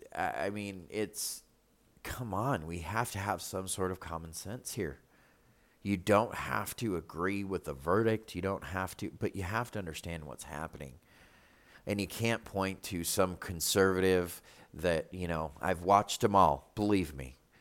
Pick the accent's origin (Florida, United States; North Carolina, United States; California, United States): North Carolina, United States; Charlotte; moved away; we come from Charlotte